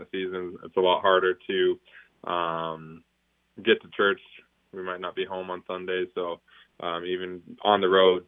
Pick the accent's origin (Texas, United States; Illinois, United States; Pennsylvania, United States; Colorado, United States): Colorado, United States; 30 minutes north of Denver; now in Raleigh, United States; We were about 30 minutes north of Denver and about 15 minutes east of Boulder